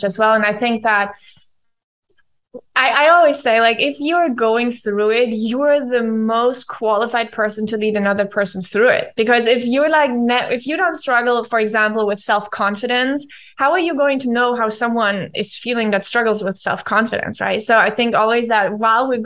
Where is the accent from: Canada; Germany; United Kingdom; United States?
Germany; English is a second language; moved away as an adult; now in Argentina; I'm living in Argentina. I'm from Germany